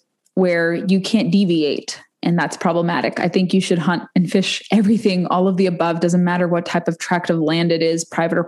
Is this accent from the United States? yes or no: yes; West Coast, United States; moved away; I'm from the West Coast originally